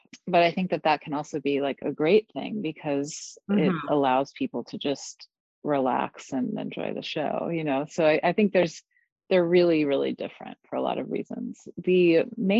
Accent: New York, United States; I play with my hometown crew from New York

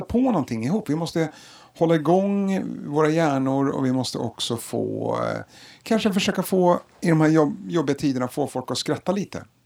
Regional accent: Stockholm, Stockholm County, Sweden; jag är uppvuxen i Hagsätra och gick i Rågsvedsskolan.

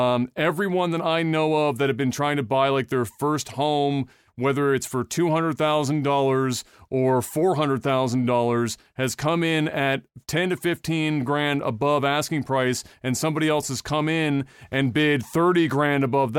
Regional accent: Quebec, Canada; I'm from Quebec, so we're not in a totally different world either.

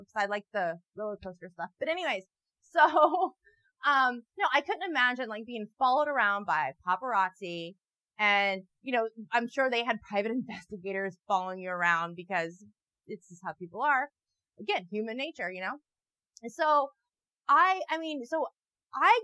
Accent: Midwest, United States; I'm from the Midwest

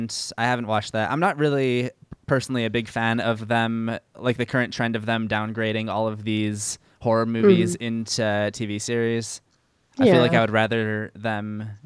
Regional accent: Chicago, Illinois, United States; now in Los Angeles, United States; I'm originally from Chicago

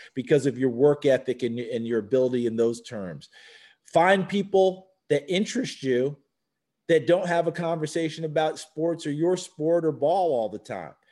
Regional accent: New Paltz, New York, United States; moved away as an adult; also born or lived in Tennessee; I love my hometown, New Paltz, New York. I wouldn't change a thing about growing up there

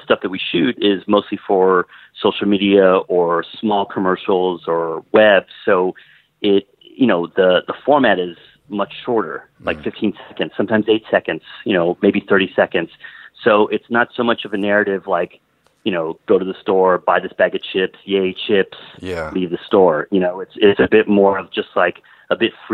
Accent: Miami, Florida, United States; I grew up in Miami

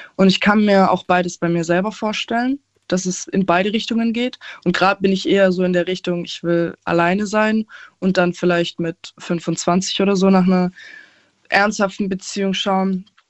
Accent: Aalen, Baden-Württemberg, Germany; ich komme aus Aalen, bin 20 Jahre alt

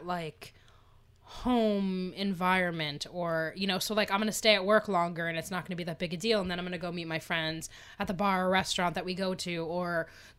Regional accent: Pennsylvania, United States; moved away as an adult; now in New York, United States; I'm from Pennsylvania. I lived my entire, first 35 years of my life

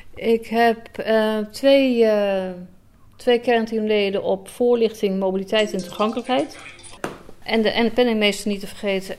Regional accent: Alkmaar, North Holland, Netherlands; also born or lived in Enkhuizen / Heerhugowaard / Schermerhorn; was geboren en getogen in Alkmaar

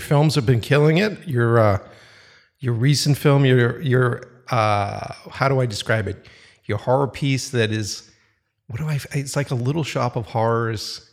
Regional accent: Boston, Massachusetts, United States; moved away; back in Boston, my hometown

